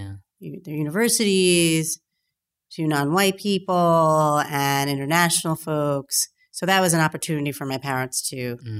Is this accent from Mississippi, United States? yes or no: yes; Mississippi, United States; moved away as an adult; now in Pittsburgh, United States; but I'm from Mississippi, and then I grew up in small towns. Pittsburgh is the largest city I've ever lived in. I came here for college.